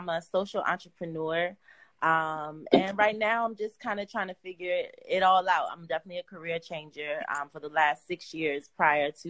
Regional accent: Boston, Massachusetts, United States; I'm from Boston

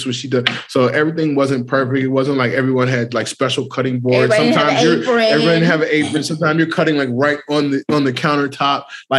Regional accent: California, United States; also born or lived in South Carolina; I grew up in California, but I was born in South Carolina. But moving back to South Carolina, a lot of the family members would say my mom cooked white

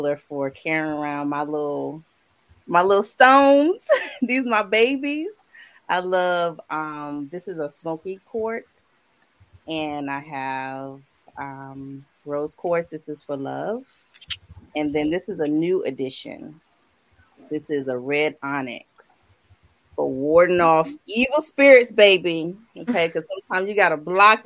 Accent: South Carolina, United States; I'm a graphic designer from South Carolina

